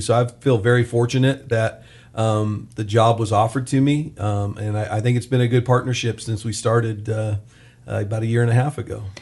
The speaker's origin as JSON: {"language": "English", "town": "Bakersfield", "region": "California", "country": "United States", "tie": "born or raised there", "said": "I was born and raised here in Bakersfield"}